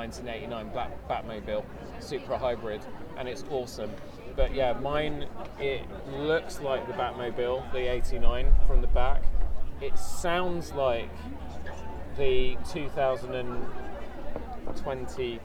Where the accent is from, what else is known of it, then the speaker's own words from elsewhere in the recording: Croydon, London, United Kingdom; I'm from Croydon